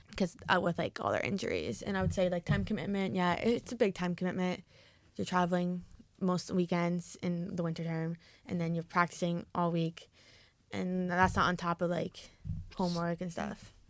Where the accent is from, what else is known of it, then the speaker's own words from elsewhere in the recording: New Jersey, United States; moved away as an adult; now in Oregon, United States; I'm from New Jersey, so you hear the accent